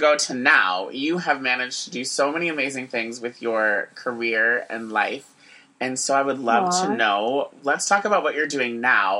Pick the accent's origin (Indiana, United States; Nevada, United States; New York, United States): New York, United States; Syracuse; Andrea and I grew up together in Syracuse.